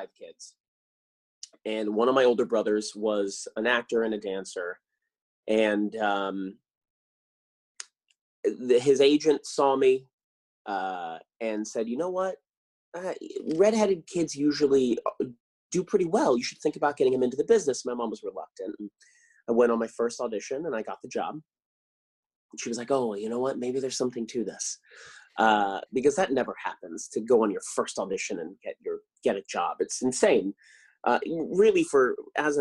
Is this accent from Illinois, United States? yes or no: no; Claremont, California, United States; also born or lived in San Dimas, California / Inland Empire, California; I grew up in California. I was born in San Dimas, you know, the famous Bill and Ted, San Dimas High. And I was raised in Claremont